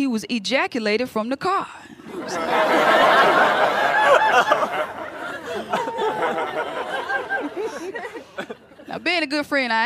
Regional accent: Jackson, Mississippi, United States; moved away as an adult; now in New York, United States; I grew up in Jackson, Mississippi. That's my hometown. That's where I was born and raised. But I live in New York now

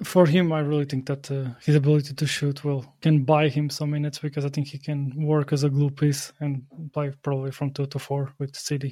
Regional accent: Portugal; moved away; Despite me living abroad, I'm from Portugal

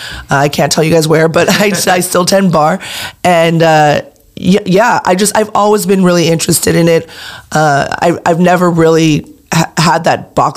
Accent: San Pedro, California, United States; So I actually, when I was 3, I believe we moved to San Pedro

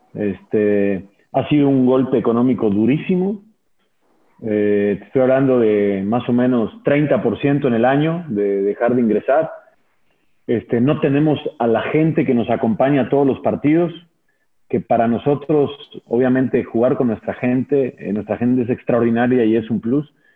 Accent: Argentina; now in Mexico; yo mi infancia la pasé en Argentina, yo, yo viví allá nueve años

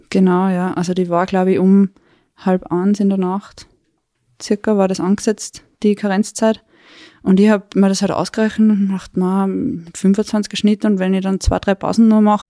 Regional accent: Weinviertel, Lower Austria, Austria; moved away as an adult; now in Tyrol, Austria; Ich bin ursprünglich aus Niederösterreich, aus dem Weinviertel und wohne jetzt seit circa fünf Jahren in Tirol, in der Nähe von Innsbruck.

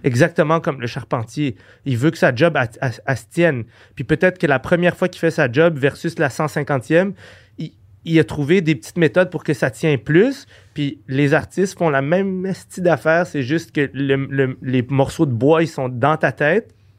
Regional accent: Quebec, Canada; je suis québécois, j'habite au Québec

